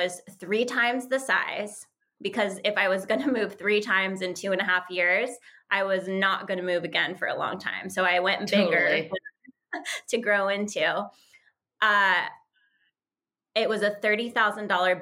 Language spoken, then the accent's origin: English; Santa Fe, New Mexico, United States; moved away as an adult; also born or lived in Tampa, Florida; I grew up in Santa Fe, New Mexico